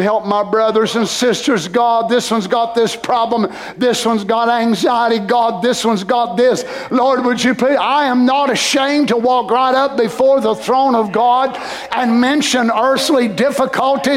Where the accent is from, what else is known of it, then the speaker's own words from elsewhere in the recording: Carter County, Tennessee, United States; us Carter Countyans